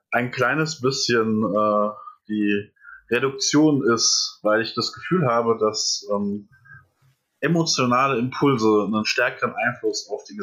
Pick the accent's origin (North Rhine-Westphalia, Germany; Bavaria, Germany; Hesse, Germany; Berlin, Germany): Hesse, Germany; Etzen-Gesäß; also born or lived in Erbach; Ich bin äh, geboren in Erbach im Odenwald. Und dann habe ich im wunderschönen Etzen gesäß meine Kindheit verbracht.